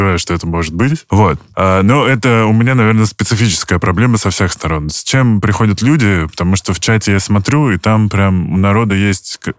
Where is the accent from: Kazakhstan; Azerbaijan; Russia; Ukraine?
Russia; Stupino, Moscow Oblast; я из Ступина